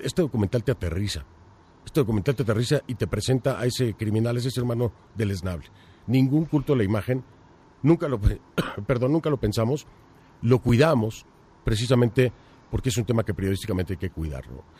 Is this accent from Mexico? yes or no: yes; Mexico; moved away; yo como periodista mexicano en el extranjero